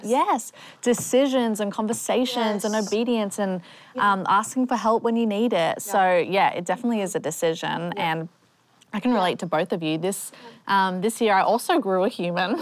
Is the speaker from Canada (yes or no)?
no; Australia; moved away; I sound different. I'm from Australia